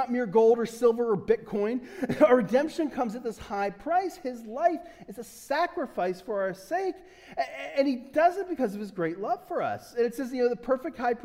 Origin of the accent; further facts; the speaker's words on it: United States; I'm such an American